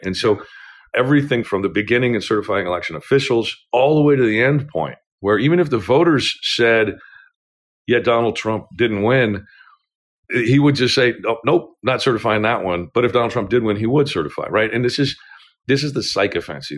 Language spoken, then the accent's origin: English; Nogales, Arizona, United States; Yuma's two hours away from my hometown on the border